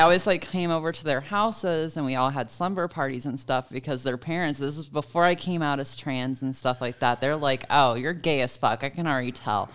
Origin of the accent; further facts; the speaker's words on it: Savannah, Georgia, United States; moved away; my hometown is Savannah, Georgia